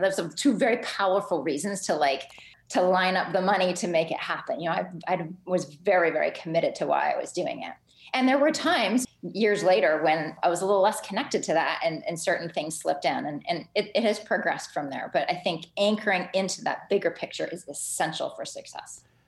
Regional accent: Ottawa, Ontario, Canada; also born or lived in Halifax; am Canadian. I grew up in Ottawa

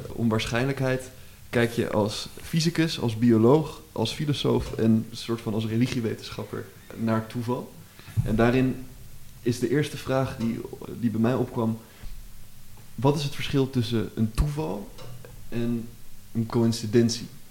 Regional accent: Amsterdam, North Holland, Netherlands; ik kom uit Amsterdam

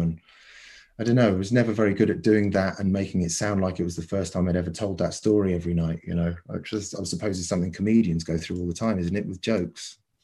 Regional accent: Cornwall, South West England, United Kingdom; moved away; also born or lived in New Zealand / London; my own childhood, you know, the, the sort of structure of growing up in Cornwall and then moving to New Zealand and then eventually getting to London

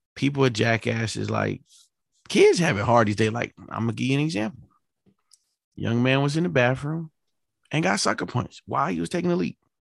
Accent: New York City, New York, United States; moved away; I'm from New York City

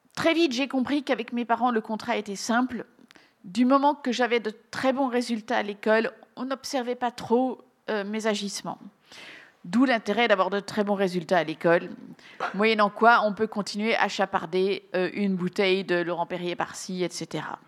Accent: Belgium

